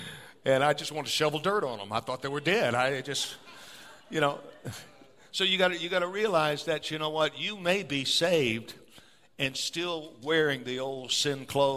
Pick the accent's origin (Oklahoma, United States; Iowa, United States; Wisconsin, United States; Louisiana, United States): Louisiana, United States; New Orleans; now in Elk Grove, United States; I'm from South Louisiana. I'm from New Orleans area. I was born in New Orleans. So jazz music. We grow up dancing.